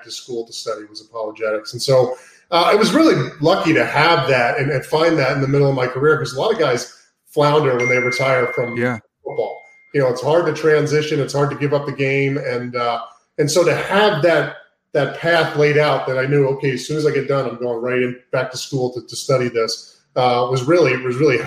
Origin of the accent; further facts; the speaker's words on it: Cape Cod, Massachusetts, United States; also born or lived in Brooklyn, New York; I'm from Brooklyn, New York, originally. My family's from Brooklyn. My entire family's from New York, the New York area, New York City area. And so I grew up a Jets fan, but I grew up in Cape Cod, Massachusetts. My dad moved us up to Cape Cod when I was 2 or 3 years old.